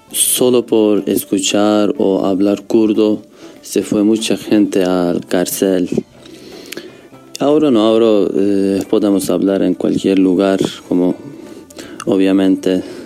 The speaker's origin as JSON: {"language": "Spanish", "region": "Kurdistan", "country": "Turkey", "second_language": "Spanish", "moved": "as an adult", "lives_now": "Uruguay", "said": "todos somos kurdos, todos hablamos kurdo"}